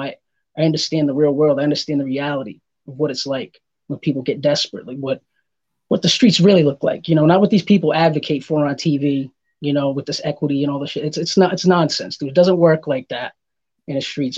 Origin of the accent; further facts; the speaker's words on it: Providence, Rhode Island, United States; moved away; also born or lived in Massachusetts; originally I'm from uh, Providence, Rhode Island. I've lived in Massachusetts too.